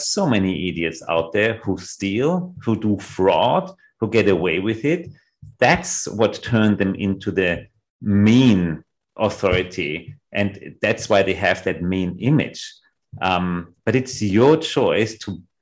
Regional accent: Vienna, Austria; what I really learned growing up in Vienna

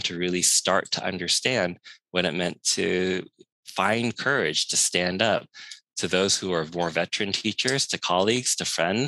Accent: San Francisco, California, United States; growing up in San Francisco's Chinatown

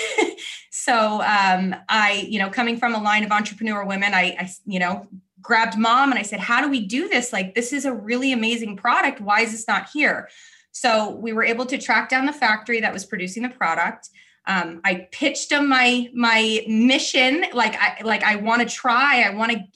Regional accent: California, United States; moved away as an adult; also born or lived in South Florida; now in Florida, United States; I am born and raised in California

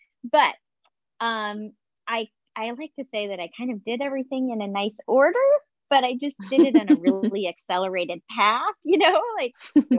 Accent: Southwest, United States; also born or lived in Northeast; And so it was kind of scary, growing up in the Southwest, moving to the Northeast, relatively newlywed still, I was really young.

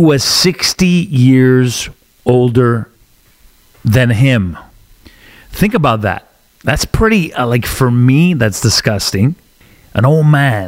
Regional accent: Canada; I'm Canadian

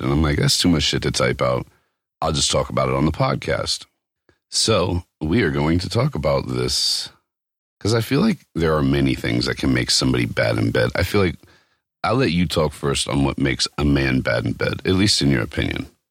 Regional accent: East Coast, United States; moved away; I grew up on the East Coast

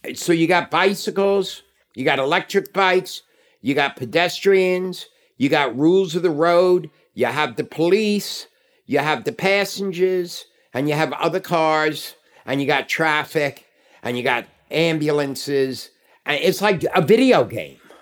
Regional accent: New York City, New York, United States; I moved back in to the apartment I grew up

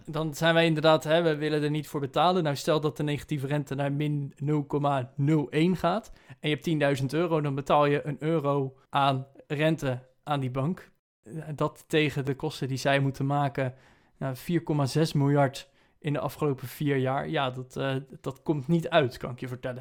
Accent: Netherlands; als Nederlanders zijnde

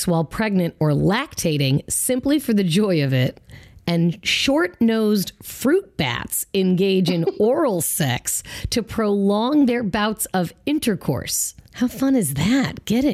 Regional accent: Federal Way, Washington, United States; I went to Federal Way High School

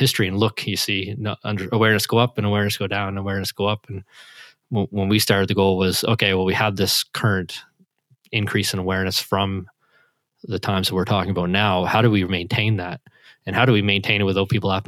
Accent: Canada; I'm Canadian

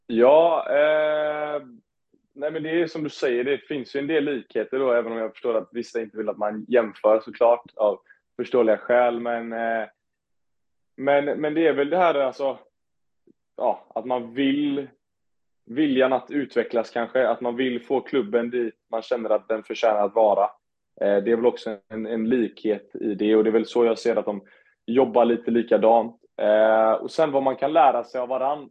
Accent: Onsala, Halland County, Sweden; jag kom från Onsala

